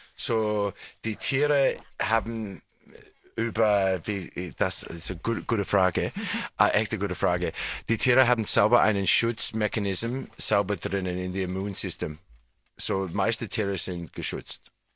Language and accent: German; Australia; German is a second language; now in Tyrol, Austria; Ich bin in Australien geboren, aber ich habe in Tirol seit Schillingzeit gewohnt.